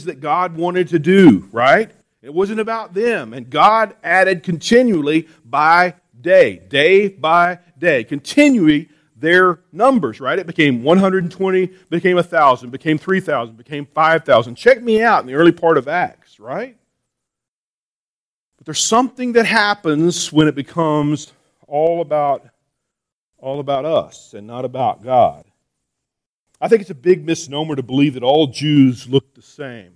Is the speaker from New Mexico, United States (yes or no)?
yes; New Mexico, United States; I'm from New Mexico